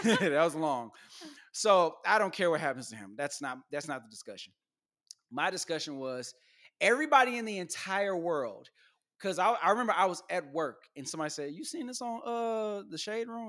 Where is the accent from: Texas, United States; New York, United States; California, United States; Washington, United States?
Texas, United States; I'm not from here. I'm from Texas.